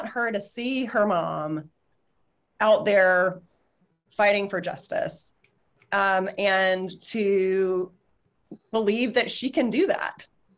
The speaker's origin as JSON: {"language": "English", "region": "Alabama", "country": "United States", "tie": "born or raised there", "lives_now": "Connecticut, United States", "said": "so I grew up in Alabama and we were down visiting this summer, and the decision actually went public the day we were getting on the plane to fly back to Connecticut."}